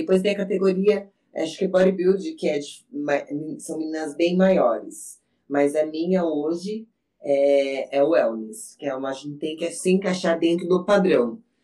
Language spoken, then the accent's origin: Portuguese; Salto de Pirapora, São Paulo, Brazil; Eu sou do interior, para quem não sabe, eu sou do lado de Sorocaba, sou de Saltos de Pirapora